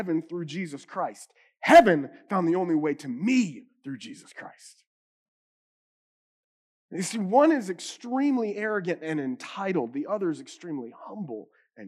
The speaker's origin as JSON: {"language": "English", "region": "the Bible Belt", "country": "United States", "tie": "born or raised there", "said": "I'm an American or even because I grew up in the Bible Belt"}